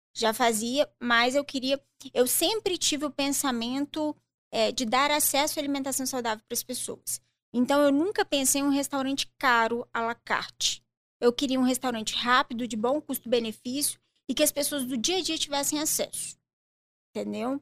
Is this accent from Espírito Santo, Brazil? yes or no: yes; Colatina, Espírito Santo, Brazil; also born or lived in Juiz de Fora, Minas Gerais; Eu sou de Colatina, Espírito Santo